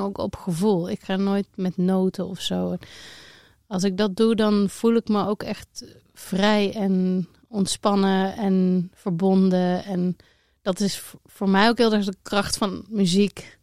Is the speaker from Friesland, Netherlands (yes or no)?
no; Eindhoven, North Brabant, Netherlands; accent: southern; als je goed luistert kan je horen dat ik uit het zuiden kom. Ik ben uh, Brabantse, ik ben geboren in Eindhoven